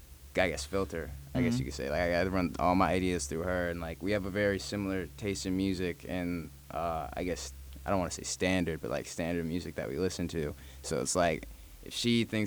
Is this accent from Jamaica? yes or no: yes; Jamaica; I'm Jamaican